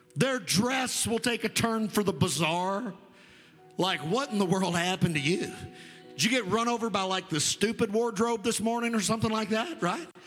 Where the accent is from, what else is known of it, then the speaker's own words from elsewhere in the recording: United States; I'm an American, it's really what I am. But my descent is Scott Irish mutt